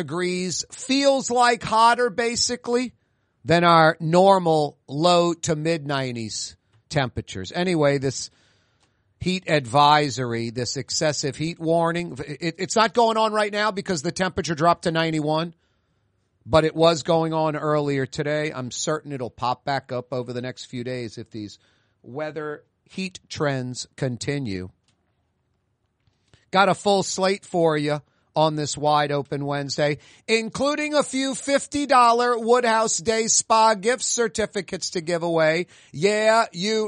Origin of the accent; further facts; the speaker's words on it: New Orleans, Louisiana, United States; As a Catholic boy, born and raised in New Orleans